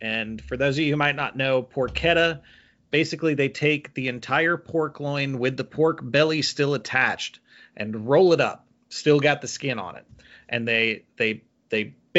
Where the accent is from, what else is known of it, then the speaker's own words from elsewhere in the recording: the South, United States; I grew up in the South